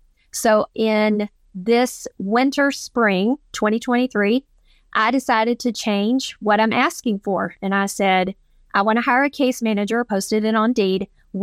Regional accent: Georgia, United States; I'm from Georgia. I am a woman. There, I was taught that there are no boundaries

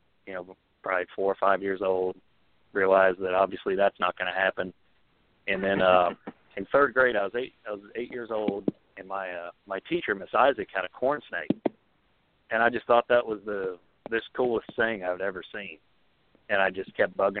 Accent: Florida, United States; I'm from Florida originally

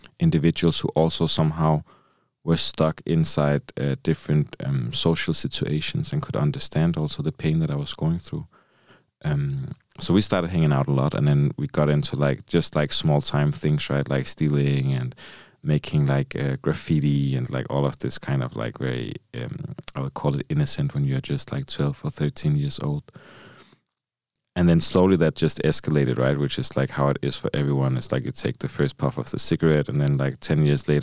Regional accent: Copenhagen, Capital Region of Denmark, Denmark; I come from Copenhagen, so like the capital of Denmark. And it was a pretty rough neighborhood where I grew up

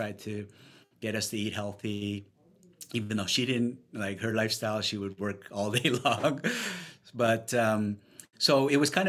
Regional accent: Vancouver, British Columbia, Canada; moved away as an adult; also born or lived in Ontario; now in New York City, United States; moved to Vancouver when I was young, graduated university, started my professional career there

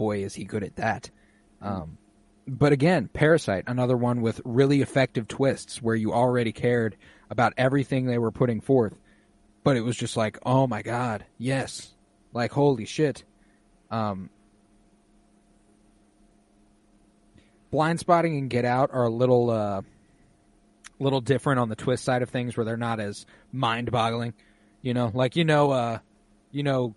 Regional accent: United States; As an American

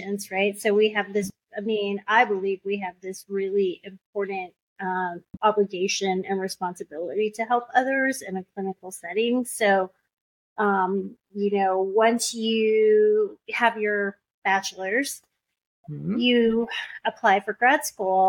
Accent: United States; first language English; we came to the United States as refugees. But really, I'm very American.

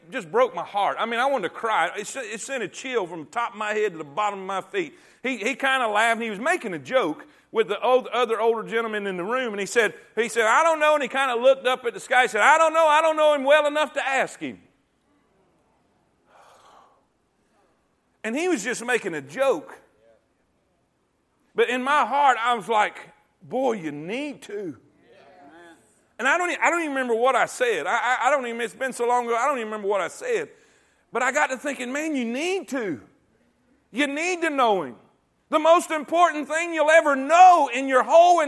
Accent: Fort Pierce, Florida, United States; now in Coleman, United States; grew up in Fort Pierce, and it was right on the beach

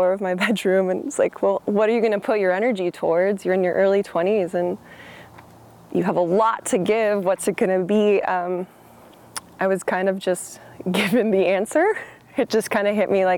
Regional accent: Los Angeles, California, United States; moved away as an adult; also born or lived in San Diego / Bay Area / New York; now in Oregon, United States; I'm totally from California. I'm from Los Angeles, the beach cities of Los Angeles, and I went to school in San Diego.

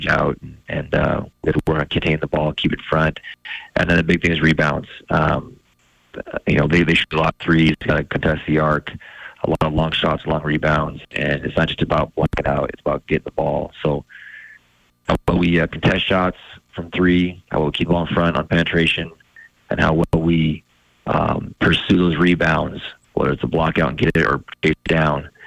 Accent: Kalispell, Montana, United States; I grew up in Kalispell

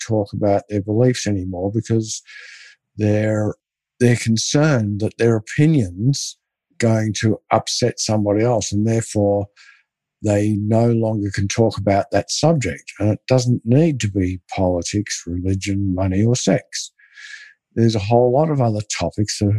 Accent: Australia; I grew up in Australia

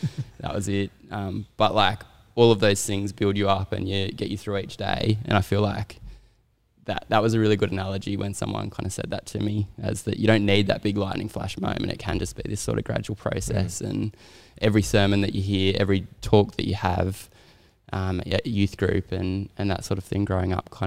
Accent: Sydney, New South Wales, Australia; also born or lived in Townsville, Queensland; in year five, I moved back to Sydney from Townsville

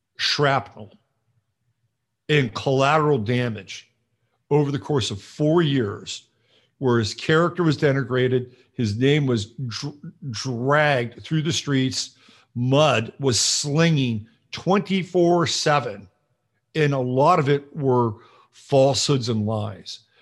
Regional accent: California, United States; I grew up in California

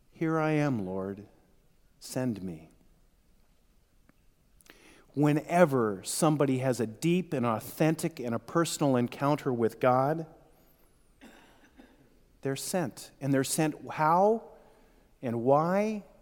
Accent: Ireland; And though I'm Irish and I tend to think too much along the way

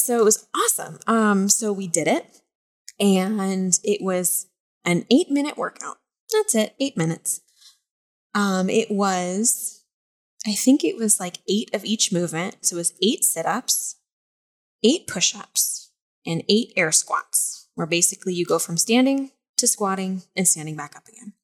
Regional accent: Montana, United States; moved away as an adult; now in East Coast, United States; I'm from Montana though. Like this is springtime weather

